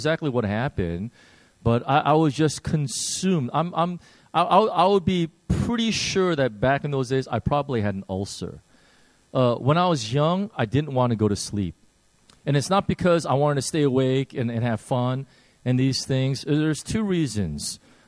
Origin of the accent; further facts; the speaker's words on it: Chicago, Illinois, United States; I grew up in Chicago